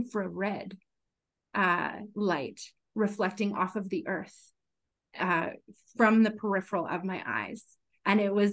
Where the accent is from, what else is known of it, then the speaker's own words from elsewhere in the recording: Regina, Saskatchewan, Canada; also born or lived in Melville, Saskatchewan / Winnipeg, Manitoba / Victoria, British Columbia; I was born and raised in Regina, Saskatchewan